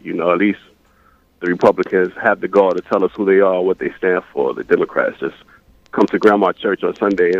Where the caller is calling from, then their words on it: New York City, New York, United States; calling from Brooklyn.